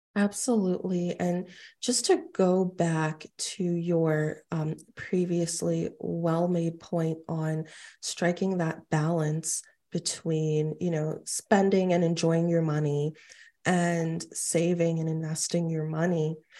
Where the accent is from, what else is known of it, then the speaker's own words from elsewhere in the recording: New York City, New York, United States; I actually was born and raised in Queens